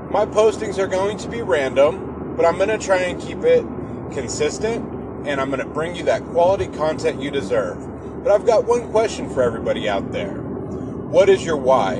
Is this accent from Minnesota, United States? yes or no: no; Seattle, Washington, United States; I'm from Seattle, Washington.